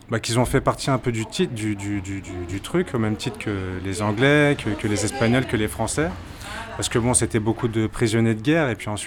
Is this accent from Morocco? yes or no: no; Martinique, France; quand il me demande d'où je viens, parce qu'il pensait que j'étais béninois, je dis non, je viens de la Martinique.